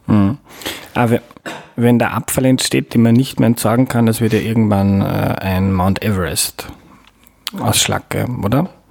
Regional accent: Mostviertel, Lower Austria, Austria; now in Vienna, Austria; ich bin aufgewachsen in Niederösterreich, im Mostviertel

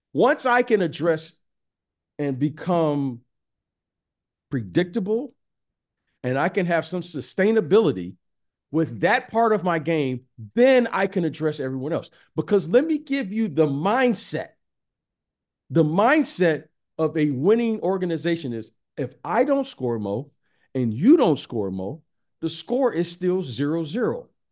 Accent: Detroit, Michigan, United States; I'm from Detroit

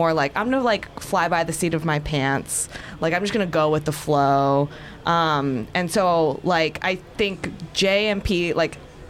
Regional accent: Bay Area, California, United States; I'm from the Bay Area, so it's like, we didn't grow up with creative fields.

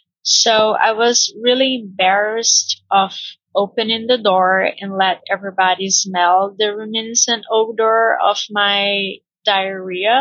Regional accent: Brazil; English is a second language; I'm Brazilian, and I work as an English teacher here in Brazil.

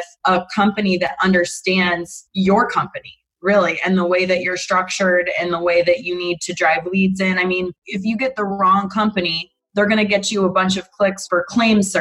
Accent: Rochester, New York, United States; moved away as an adult; I'm from Rochester, New York.

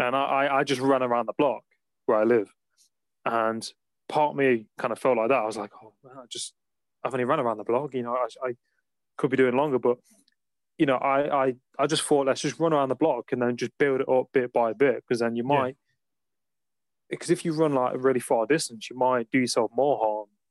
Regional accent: Nottingham, East Midlands, United Kingdom; moved away; I I'm from Nottingham originally

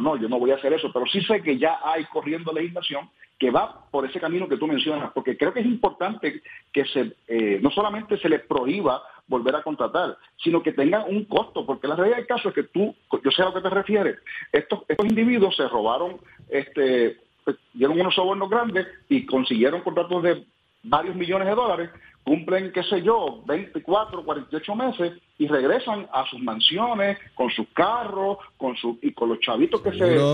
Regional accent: Puerto Rico; como puertorriqueños

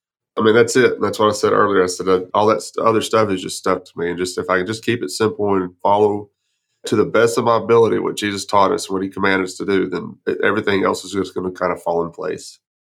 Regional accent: Texas, United States; I'm pretty from West Texas, and we do know everything down in West Texas.

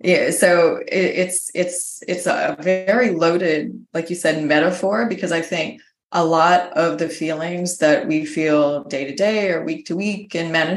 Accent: United States; moved away; my home country, the United States

